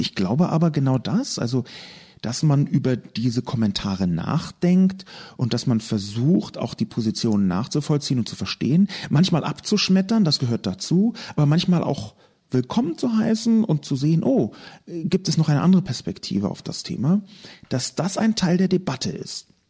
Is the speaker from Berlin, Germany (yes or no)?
yes; Berlin, Germany; Ich komme aus Berlin, bin in Westberlin aufgewachsen, der halben Stadt, die es nicht mehr gibt.